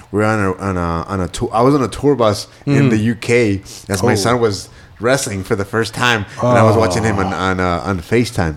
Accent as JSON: {"language": "English", "town": "Ciudad Juárez", "region": "Chihuahua", "country": "Mexico", "tie": "born or raised there", "said": "I was born and raised in El Segundo Barrio, in Ciudad Juarez"}